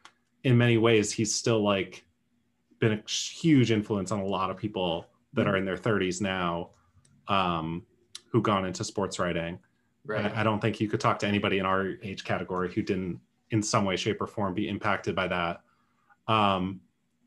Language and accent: English; Rhode Island, United States; for me growing up in Rhode Island, you had different writers at the Projo, Providence Journal